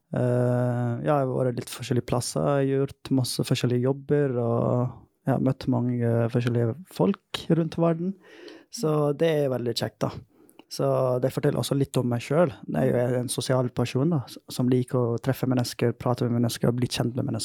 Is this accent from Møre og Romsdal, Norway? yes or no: yes; Møre og Romsdal, Norway; accent: Volda dialect (Sunnmøre); Norwegian is a second language; Jeg er glad for Volda-dialekten min, da. Det er jo sunnmørsk dialekt jeg prøver å liksom Ja. ja. Snakke, sånn.